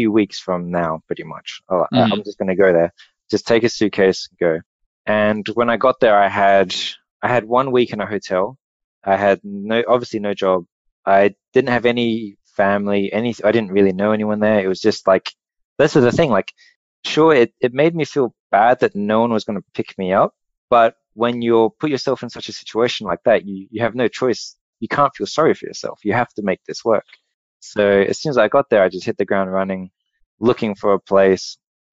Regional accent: Australia; moved away as an adult; also born or lived in Perth, Australia; I'm Australian

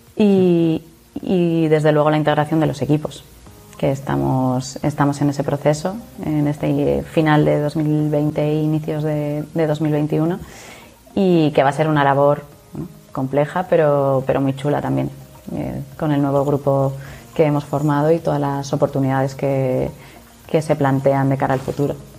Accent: Zaragoza, Aragon, Spain; yo que soy de Zaragoza

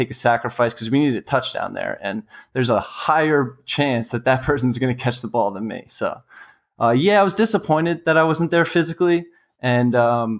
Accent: New York City, New York, United States; also born or lived in West Virginia; I'm from New York City, and ultimately that's where I want to be working after college

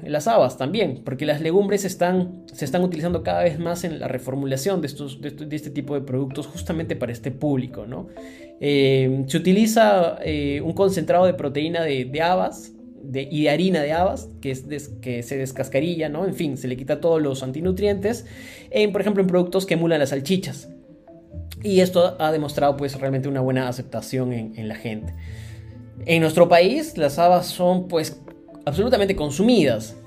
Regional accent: Cusco, Peru; nací, nací y crecí en Cusco

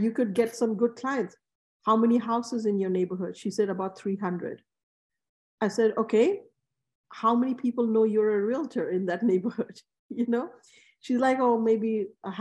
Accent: Bangladesh; now in New York, United States; I grew up in Bangladesh

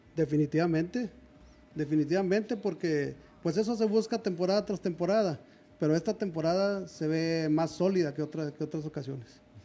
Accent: Monterrey, Nuevo León, Mexico; soy de, aquí de Monterrey también

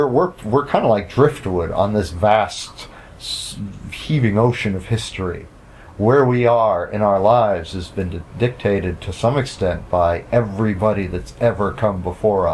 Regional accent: United States; as an American

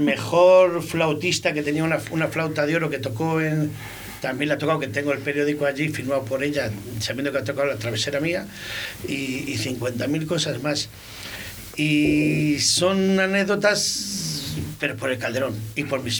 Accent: Valladolid, Castile and León, Spain; Yo soy de Girón, de un barrio que me he criado con los chichos

